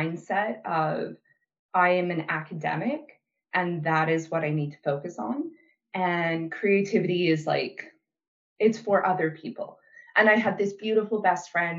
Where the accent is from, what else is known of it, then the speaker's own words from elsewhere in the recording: Brandon, Manitoba, Canada; moved away as an adult; moved back to Brandon, Manitoba for a boy